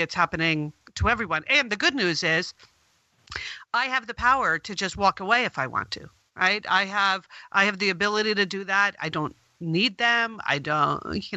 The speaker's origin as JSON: {"language": "English", "region": "New York", "country": "United States", "tie": "born or raised there", "said": "I grew up right outside of New York City"}